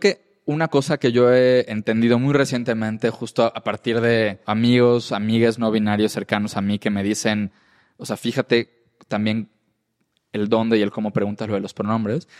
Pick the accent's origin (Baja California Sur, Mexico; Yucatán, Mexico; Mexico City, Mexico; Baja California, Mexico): Yucatán, Mexico; first language Spanish; yo soy de Yucatán, donde se usan palabras en maya y las españolizamos